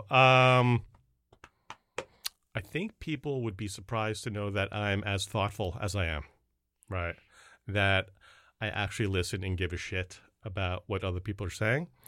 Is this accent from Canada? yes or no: yes; Canada; I'm from Canada. It's French, Korean, uh